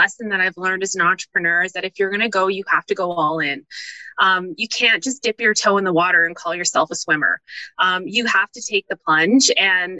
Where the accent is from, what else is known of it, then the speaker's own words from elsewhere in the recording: Calgary, Alberta, Canada; also born or lived in Toronto; Born and raised in Calgary